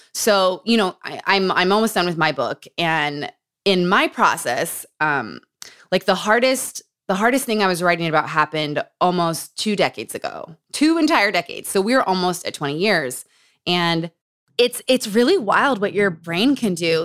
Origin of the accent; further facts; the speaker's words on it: Utah, United States; Growing up in Utah.